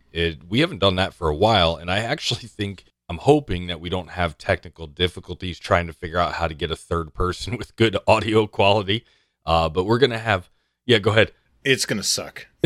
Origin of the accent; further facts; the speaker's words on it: Canada; Also, we're Canadian, in case that matters to anyone.